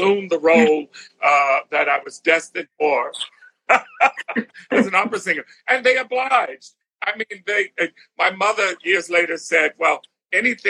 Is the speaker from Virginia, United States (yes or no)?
no; South Carolina, United States; moved away as an adult; also born or lived in Philadelphia / New York; Having grown up in South Carolina